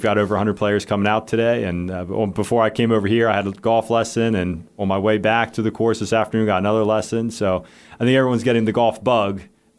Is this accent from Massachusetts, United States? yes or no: no; Bel Air, Maryland, United States; moved away as an adult; now in Blacksburg, United States; I'm from Baltimore, Maryland, originally, okay. A town called Bel Air, a little northeast of that.